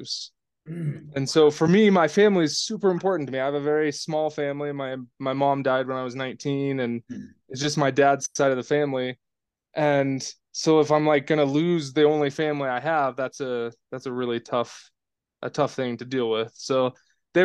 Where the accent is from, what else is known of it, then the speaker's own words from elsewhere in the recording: Oregon, United States; I grew up in a really rural town in Oregon